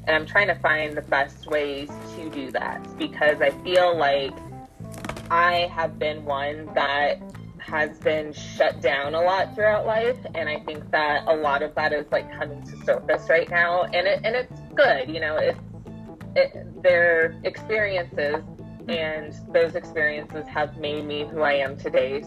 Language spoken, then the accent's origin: English; Colorado Springs, Colorado, United States; now in Denver, United States; I grew up in Colorado Springs, Colorado, and now I live in Denver